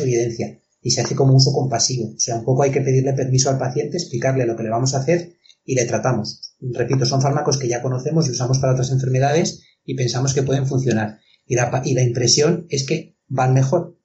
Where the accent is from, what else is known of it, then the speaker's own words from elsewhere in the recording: Spain; aquí también en España hay muchos sitios, pueblos, por ejemplo, mi pueblo